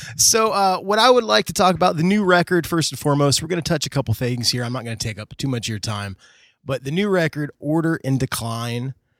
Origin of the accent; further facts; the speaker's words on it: United States; I was from America.